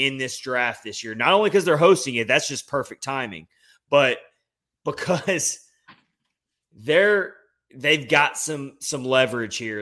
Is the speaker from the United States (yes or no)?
yes; Nashville, Tennessee, United States; moved away as an adult; now in Florida, United States; my hometown of Nashville